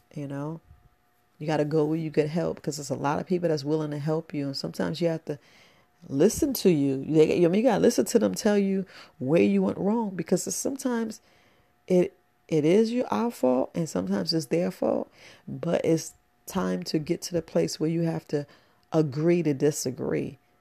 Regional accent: New York City, New York, United States; I grew up in the Boogie Down Bronx

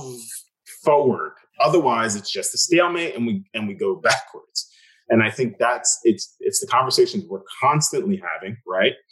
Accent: New York City, New York, United States; Growing up in Staten Island, it's a lot of cops

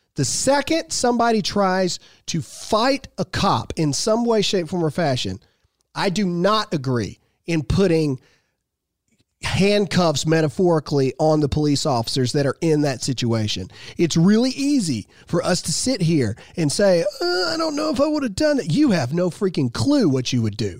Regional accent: Mississippi, United States; I'm a redneck from Mississippi who came from a broken home that has a high school education

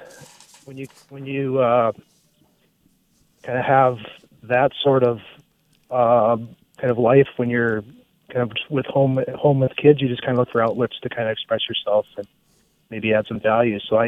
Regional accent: northwestern Minnesota, United States; I was born and raised on a farm in northwestern Minnesota.

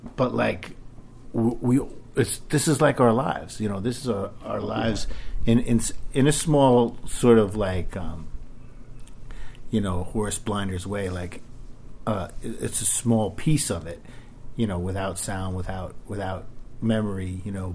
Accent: New York City, New York, United States; I lived in Queens till I was about five

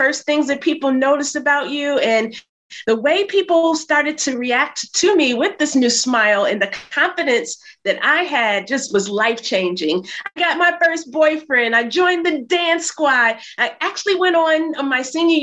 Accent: Flint, Michigan, United States; moved away as an adult; also born or lived in New York City; now in New York, United States; I'm from Flint, Michigan, had no idea that I would end up living in New York.

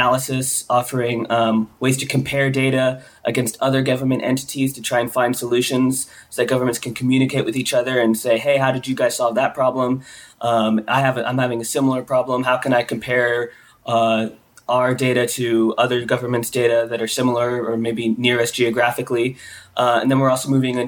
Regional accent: Pensacola, Florida, United States; my hometown in Florida, Pensacola, which is very small

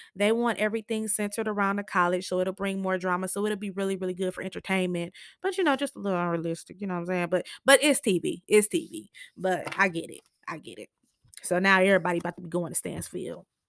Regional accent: Michigan, United States; I'm from Michigan

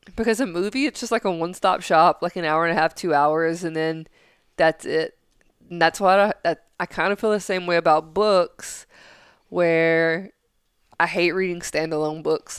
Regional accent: Tennessee, United States; growing up in Tennessee

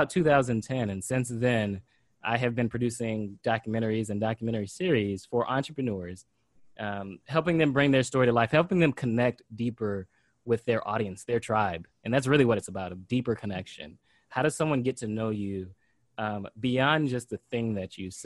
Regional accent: Pompano Beach, Florida, United States; as an 8-year-old kid, I grew up in Pompano Beach, Florida

